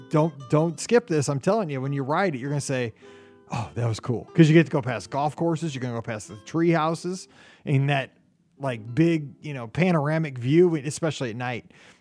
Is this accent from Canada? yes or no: yes; Sudbury, Ontario, Canada; I'm from Sudbury, Ontario, Canada.